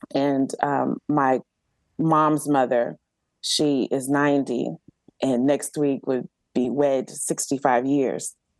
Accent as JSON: {"language": "English", "town": "Galveston", "region": "Texas", "country": "United States", "tie": "born or raised there", "moved": "yes", "lives_now": "Georgia, United States", "said": "I grew up on Galveston Island, which is an actual island um, um, off the coast of Texas"}